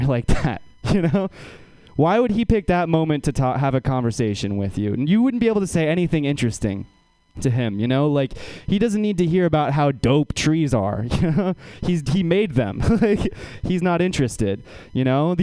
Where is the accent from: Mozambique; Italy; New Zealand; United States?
United States; Menlo Park, California; born or raised there